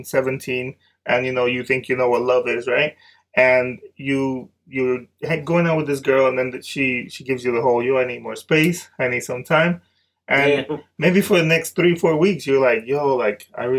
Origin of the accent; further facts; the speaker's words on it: Dominican Republic; now in United States; growing up in Dominican Republic